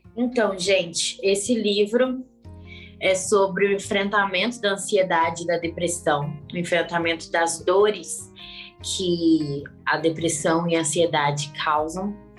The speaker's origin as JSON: {"language": "Portuguese", "town": "Belo Horizonte", "region": "Minas Gerais", "country": "Brazil", "said": "Eu sou de Belo Horizonte, Minas Gerais"}